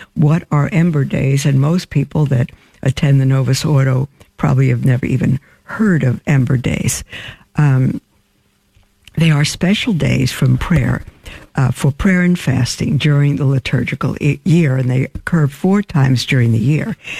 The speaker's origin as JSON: {"language": "English", "town": "New York City", "region": "New York", "country": "United States", "tie": "born or raised there", "moved": "yes", "lives_now": "Winnsboro, United States", "said": "I grew up in Brooklyn, brick in Brooklyn"}